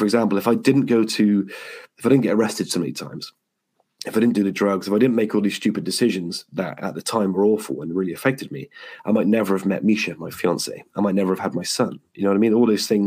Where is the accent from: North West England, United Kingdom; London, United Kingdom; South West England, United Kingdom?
South West England, United Kingdom; Yeovil; I got home to my hometown of Yeovil